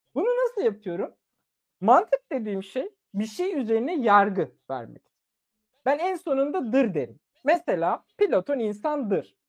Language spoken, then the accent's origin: Turkish; Turkey; Turkish is a second language; moved away; also born or lived in Germany; çok küçük yaşta yaklaşık 4 ya da 3 yaşındayken Türkiye'ye geldim ve Türkiye'de Türkçe öğrendim